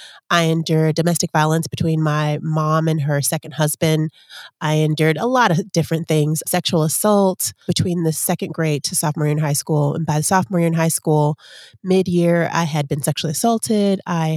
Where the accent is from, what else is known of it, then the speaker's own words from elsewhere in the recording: Chicago, Illinois, United States; also born or lived in Atlanta / Texas; Then my mom moved to Texas. So we threw Texas in there. So basically I was raised in Chicago, Atlanta, and Texas.